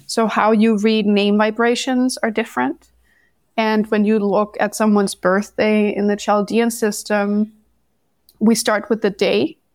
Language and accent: English; Denmark; moved away as an adult; I'm originally from Denmark